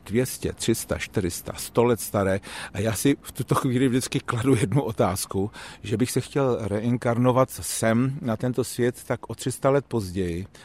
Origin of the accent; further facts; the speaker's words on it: Hradec Králové, Hradec Králové Region, Czechia; pocházím z Hradce Králové a chodil jsem tam do dílny mistrů Housařů